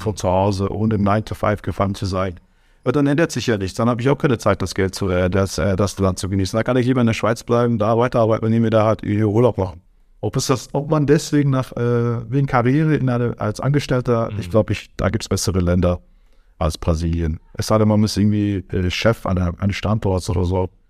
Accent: Germany; moved away as an adult; also born or lived in Switzerland / Aargau / Turkey (ancestry); now in Brazil; in meinem ganzen Leben Deutschland geboren, aufgewachsen

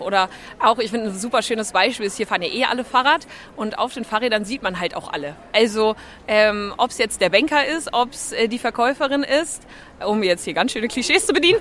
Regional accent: Germany; moved away as an adult; now in Denmark; als Deutsche

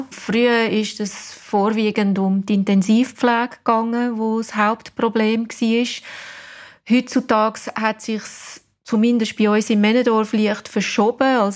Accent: England, United Kingdom; German is a second language; now in Wädenswil, Switzerland; Und ja, ich bin Engländerin, aber ich glaube, man hört es nicht mehr.

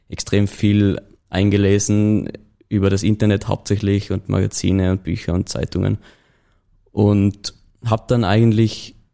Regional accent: Tyrol, Austria; Also wie man vielleicht unschwer in dem Laufe der Folge noch hören wird, komme ich aus Tirol.

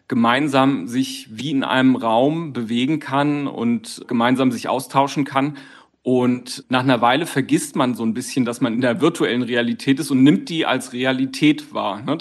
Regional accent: Düsseldorf, North Rhine-Westphalia, Germany; meinem eigenen Avatar, also meiner Verkörperung meiner Person, die genauso schick gestylt ist, wo ich als echte Düsseldorferin, als Düsseldorfer natürlich modebewusst

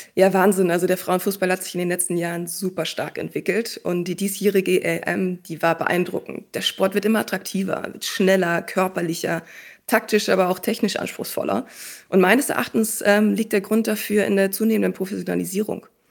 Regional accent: Schleswig-Holstein, Germany; moved away as an adult; Ich bin damals in Schleswig-Holstein groß geworden

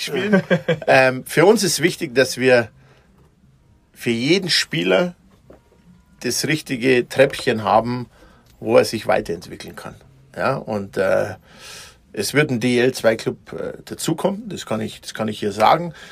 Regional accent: Mittenwald, Bavaria, Germany; in Mittenwald, wo ich herkomme

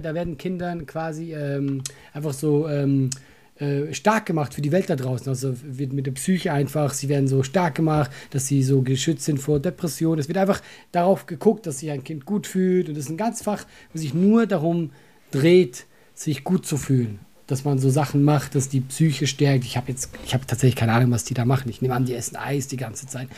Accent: Switzerland; now in Germany; ich bin ja Schweizer

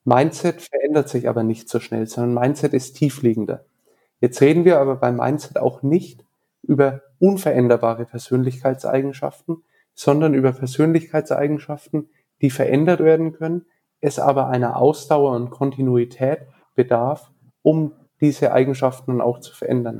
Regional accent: Nuremberg, Bavaria, Germany; Ich bin in Nürnberg geboren, aufgewachsen

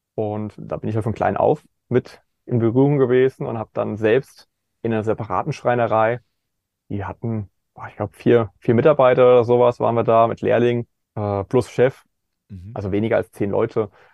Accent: Kaiserslautern area, Rhineland-Palatinate, Germany; im ländlichen Bereich, wo ich aufgewachsen bin, in der Ecke Kaiserslautern

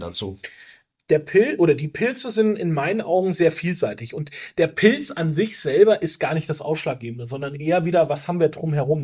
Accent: Rhön, Franconia, Bavaria, Germany; also ich komme ja aus einer sehr ländlichen Region. Wir waren früher wirklich viel im Wald unterwegs mit meinen Eltern, mit meinen Großeltern.

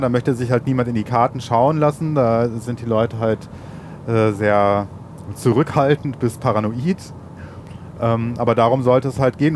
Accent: Ruhr area, North Rhine-Westphalia, Germany; den schönen Ruhrpott, wo ich herkomme

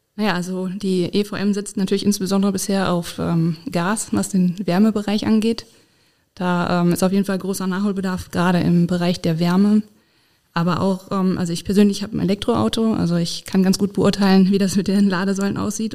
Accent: Essen, North Rhine-Westphalia, Germany; moved away as an adult; also born or lived in Dortmund / Bonn; now in Koblenz, Germany; ich komme ursprünglich aus Essen

